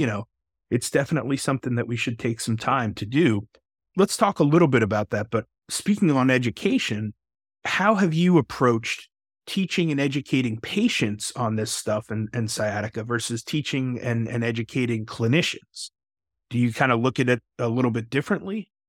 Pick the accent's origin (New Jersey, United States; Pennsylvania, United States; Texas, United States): Texas, United States; another fellow Texan